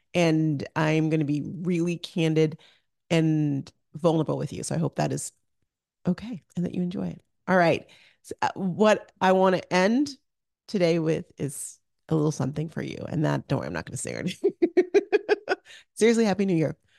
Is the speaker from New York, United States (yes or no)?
no; Arizona, United States; moved away as an adult; also born or lived in Orange County, California; I grew up in Arizona